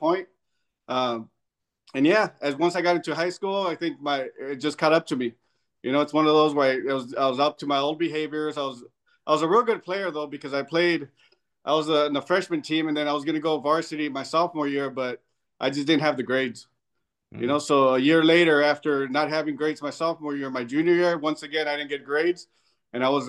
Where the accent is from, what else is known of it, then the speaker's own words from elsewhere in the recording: Southern California, United States; moved away as an adult; I'm coming from Southern California